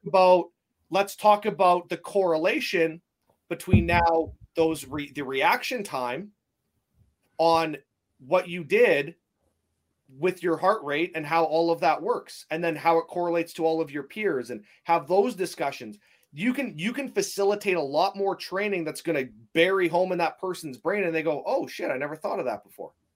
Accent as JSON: {"language": "English", "country": "Canada", "said": "being a Canadian"}